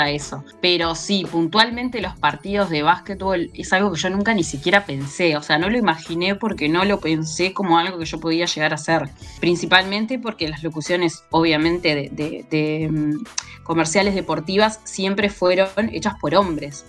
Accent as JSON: {"language": "Spanish", "region": "Colonia", "country": "Uruguay", "said": "yo soy de Colonia"}